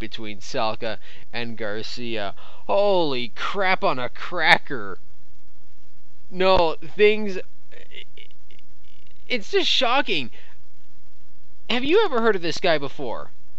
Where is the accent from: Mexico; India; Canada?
Canada; I'm Canadian